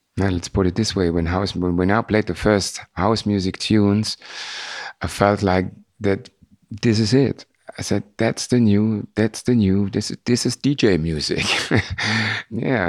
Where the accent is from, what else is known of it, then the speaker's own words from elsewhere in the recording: Frankfurt, Hesse, Germany; We are from Frankfurt